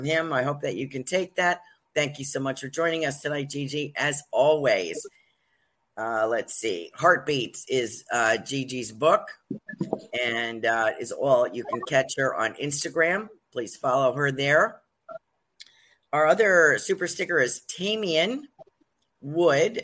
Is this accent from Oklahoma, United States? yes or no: no; New Jersey, United States; accent: Jersey; also born or lived in New York; I'm from New York and New Jersey, and I really only speak Jersey